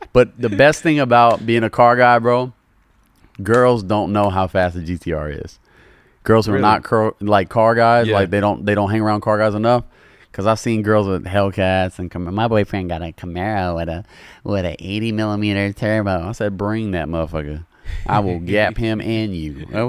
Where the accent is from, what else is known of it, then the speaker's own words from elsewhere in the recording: Louisiana, United States; I'm a normal guy, bro. I'm from the South, from Louisiana.